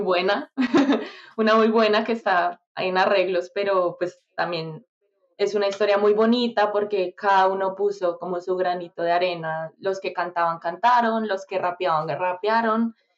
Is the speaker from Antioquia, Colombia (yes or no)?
no; Bogotá, Colombia; moved away; soy de Bogotá soy de Bogotá, Colombia